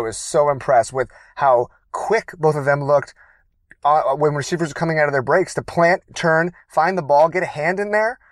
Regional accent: Baltimore, Maryland, United States; now in California, United States; I was born in Baltimore, Maryland

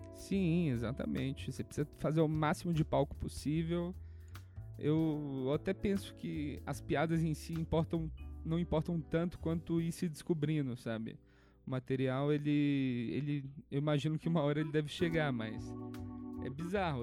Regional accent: Minas Gerais, Brazil; moved away as an adult; also born or lived in New York; now in São Paulo, Brazil; eu sou mineiro

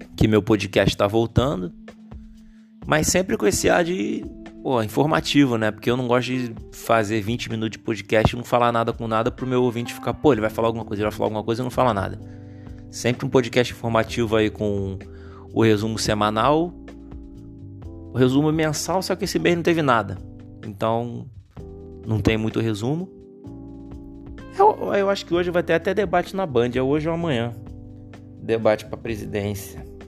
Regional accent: Rio de Janeiro, Brazil; eu nasci no Rio de Janeiro

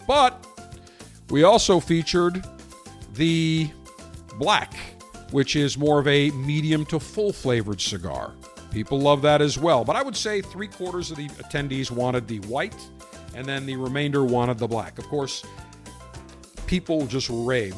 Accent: Buffalo, New York, United States; I grew up in Buffalo, right across from Canada

